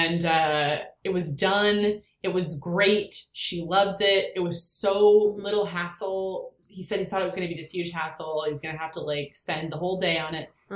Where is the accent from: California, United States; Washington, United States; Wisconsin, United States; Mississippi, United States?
California, United States; now in New York, United States; when I was growing up in California, I had three outdoor cats